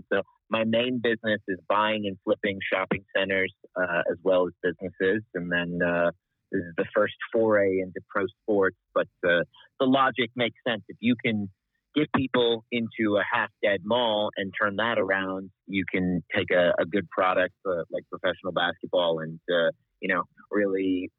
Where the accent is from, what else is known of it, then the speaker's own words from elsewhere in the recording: Lebanon; moved away as an adult; now in Wichita, United States; I grew up overseas in Lebanon. My parents were missionaries there, and moved to the U.S. at 18.